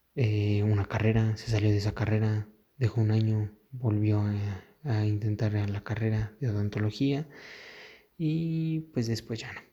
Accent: Mexico; aquí en mi país

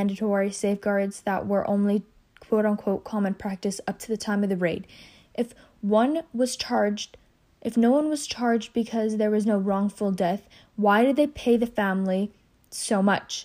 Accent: United States; I was raised here. I'm American as much as you are

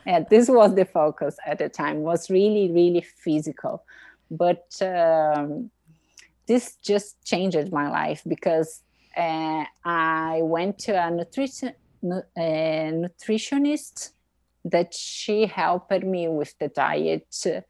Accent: Brazil; English is a second language; moved away as an adult; now in Boston, United States; I'm from Brazil. I grew up in the countryside of Brazil

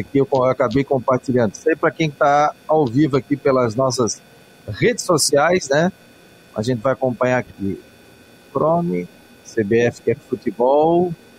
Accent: Florianópolis, Santa Catarina, Brazil; Eu que sou manezinho aqui da ilha

